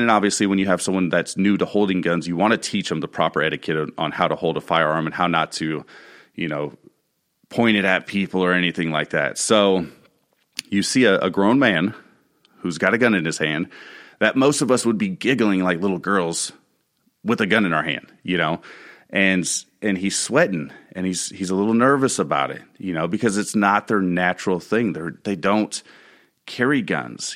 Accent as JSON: {"language": "English", "country": "United States", "also_born_or_lived": "Spring Hill", "said": "As American citizens"}